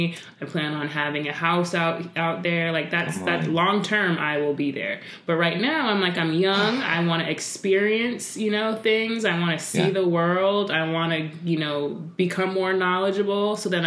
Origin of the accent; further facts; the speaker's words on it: Idaho, United States; also born or lived in Connecticut / Delaware; I will say I'm from Idaho, even though I didn't necessarily grow up there.